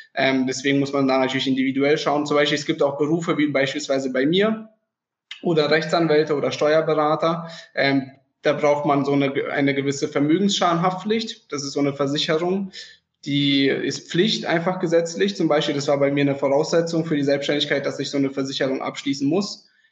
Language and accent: German; Freiburg, Baden-Württemberg, Germany; ich komme aus dem Süden, aus dem sonnigen Freiburg